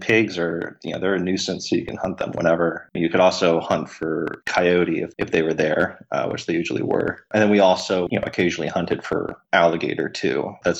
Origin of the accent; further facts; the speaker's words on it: College Park, Florida, United States; So I grew up in College Park, Florida, which is, you know, a few miles north of Orlando proper.